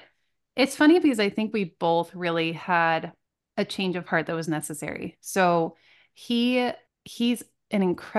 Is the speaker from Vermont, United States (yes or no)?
yes; Vermont, United States; moved away; also born or lived in California; I'm from Vermont.